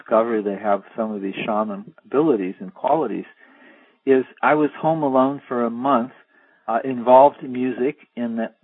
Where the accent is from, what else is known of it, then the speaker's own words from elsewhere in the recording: East Coast, United States; I was from the East Coast